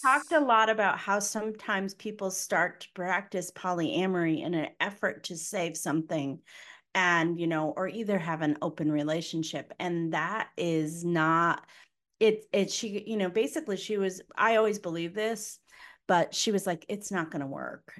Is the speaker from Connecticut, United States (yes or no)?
yes; Connecticut, United States; I'm from Connecticut